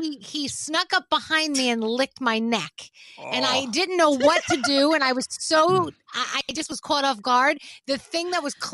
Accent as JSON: {"language": "English", "town": "New York City", "region": "New York", "country": "United States", "moved": "yes", "lives_now": "New Jersey, United States", "said": "I'm from the Bronx originally. Now I live in New Jersey"}